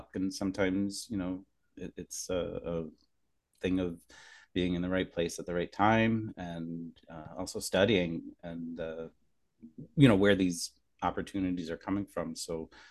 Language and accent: English; Scranton, Pennsylvania, United States; moved away as an adult; now in New York, United States; so I grew up in Scranton, Pennsylvania